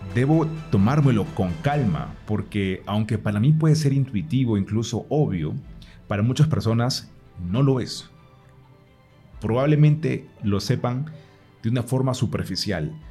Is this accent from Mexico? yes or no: no; Peru; moved away as an adult; now in Colombia; Yo soy de Perú, pero actualmente vivo en Colombia.